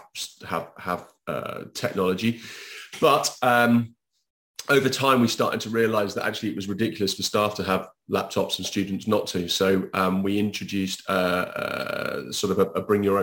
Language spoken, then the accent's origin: English; United Kingdom; now in Spain; I'm British.